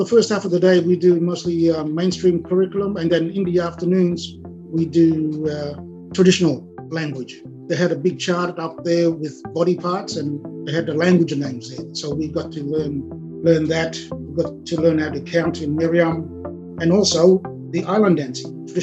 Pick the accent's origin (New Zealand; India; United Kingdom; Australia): Australia; helped us, future generations, to being raised here on the mainland